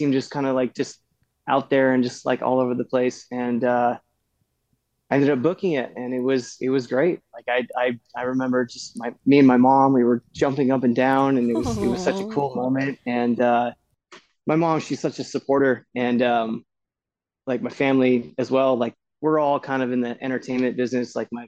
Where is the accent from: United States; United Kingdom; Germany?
United States; Texas; now in California, United States; I came from Texas. I wanted to be an actor.